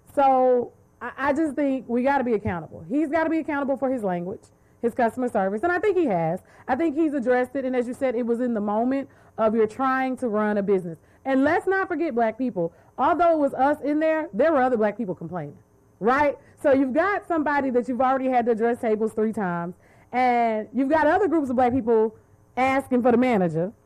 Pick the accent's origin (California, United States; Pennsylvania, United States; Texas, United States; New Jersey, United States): Texas, United States; Dallas; I'm from Dallas